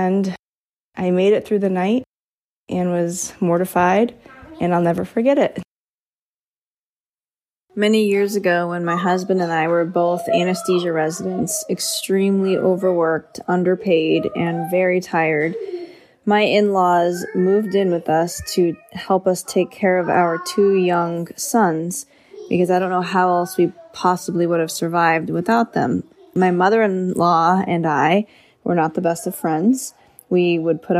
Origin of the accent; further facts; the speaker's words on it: Florida, United States; I grew up in Florida